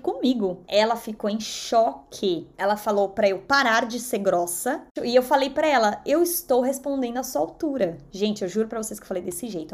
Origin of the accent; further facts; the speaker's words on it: São Paulo, Brazil; first language Portuguese; moved away as an adult; now in United States; que vim da zona leste de São Paulo